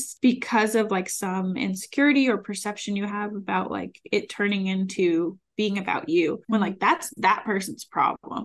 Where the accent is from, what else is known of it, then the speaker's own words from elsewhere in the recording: New England, United States; now in Austin, United States; I have friends here in Austin, I'm from New England